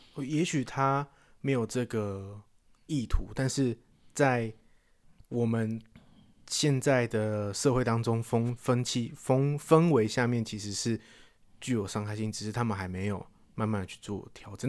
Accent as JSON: {"language": "Chinese", "country": "Taiwan", "said": "不是我们台湾出生"}